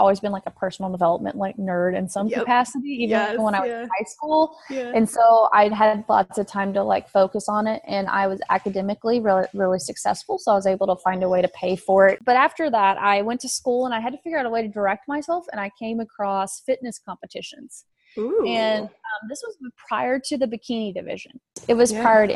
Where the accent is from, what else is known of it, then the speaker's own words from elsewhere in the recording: West Texas, United States; moved away as an adult; also born or lived in Oklahoma; now in Houston, United States; I grew up out in West Texas, but I was born in Oklahoma